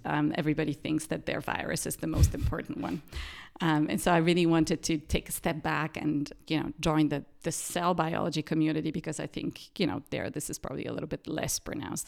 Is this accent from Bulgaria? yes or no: yes; Sofia, Sofia City, Bulgaria; moved away as an adult; also born or lived in Perugia, Italy; now in Martinsried, Germany; I grew up in Sofia in Bulgaria